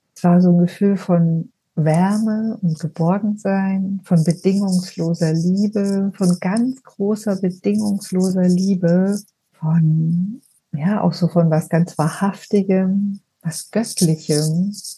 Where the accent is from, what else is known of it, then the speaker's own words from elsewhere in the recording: Ulm, Baden-Württemberg, Germany; moved away; also born or lived in Berlin / Potsdam; wieder in meine Heimatstadt nach Ulm gezogen, an die Donau